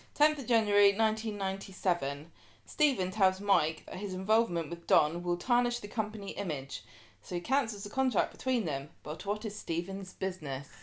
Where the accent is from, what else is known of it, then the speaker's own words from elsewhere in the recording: United Kingdom; we down south